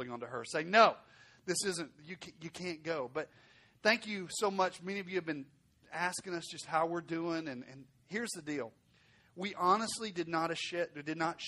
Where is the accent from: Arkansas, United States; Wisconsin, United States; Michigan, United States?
Arkansas, United States; now in Fort Worth, United States; I'm from Arkansas, so I speak a little slower than most